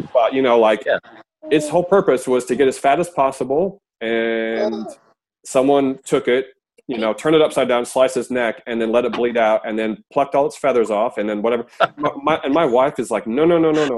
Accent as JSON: {"language": "English", "country": "United States", "moved": "yes", "lives_now": "Australia", "said": "me being American, but I live in Australia now"}